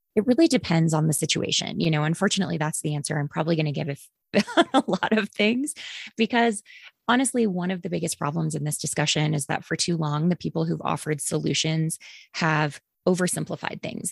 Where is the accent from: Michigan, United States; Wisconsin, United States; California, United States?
Wisconsin, United States; Green Bay; moved away; also born or lived in the South (US); I grew up, uh, mostly in Green Bay, Wisconsin, a wonderfully polluted paper mill town